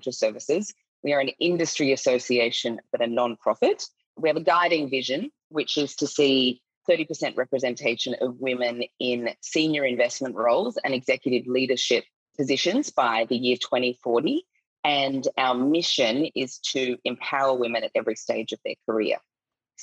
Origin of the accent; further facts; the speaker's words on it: Australia; accent: Australian; moved away as an adult; now in Singapore; I'm Australian. You can probably tell by my accent